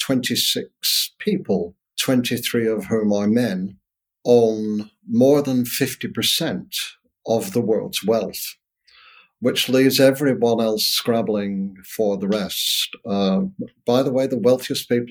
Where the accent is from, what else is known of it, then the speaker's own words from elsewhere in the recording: Northern Britain, the north of England, United Kingdom; my own experience, white, a working class, Northern, British, which is very different from Southern British, by the way, 1960s, growing up in that environment.